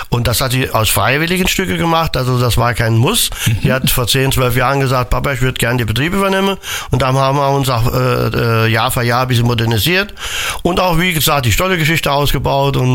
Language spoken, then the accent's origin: German; Mittelreidenbach, Rhineland-Palatinate, Germany; Also Mittelreidenbach ist meine Boah. Äh, äh, Heimat, wo ich geboren bin.